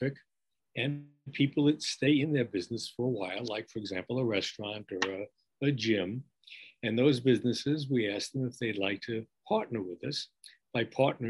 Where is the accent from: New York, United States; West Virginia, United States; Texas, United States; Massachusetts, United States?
New York, United States; accent: New York; moved away as an adult; also born or lived in California; now in Long Beach, United States; my accent belies the fact that I'm an Easterner. I mean, you can't ever lose your New York accent, even though I haven't been in New York in over 40 years